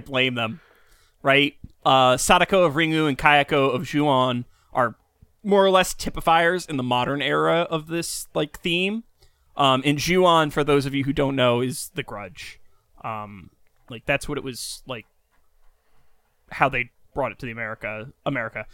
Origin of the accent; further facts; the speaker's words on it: New York, United States; as a New Yorker